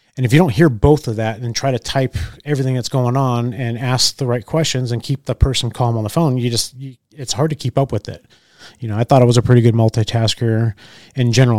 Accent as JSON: {"language": "English", "region": "California", "country": "United States", "tie": "born or raised there", "also_born_or_lived": "Orange County, California / Junction City, Oregon", "moved": "as an adult", "lives_now": "Oregon, United States", "said": "I grew up in California most of my life"}